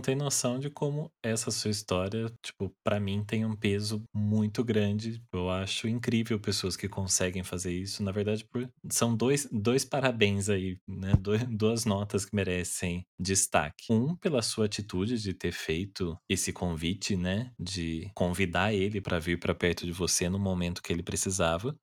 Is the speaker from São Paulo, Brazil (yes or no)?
yes; Taubaté, São Paulo, Brazil; eu sou de Taubaté